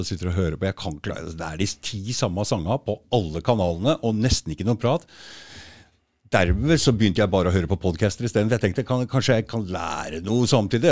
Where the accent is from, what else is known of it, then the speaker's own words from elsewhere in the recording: Norway; nordmenn vi er jo vokst opp altså vi, tradisjonelt altså, Vinter, isolert i hytter og hus